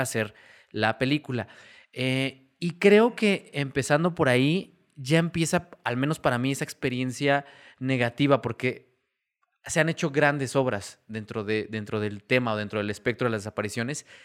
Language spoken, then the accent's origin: Spanish; Mexico; a nosotros como mexicanos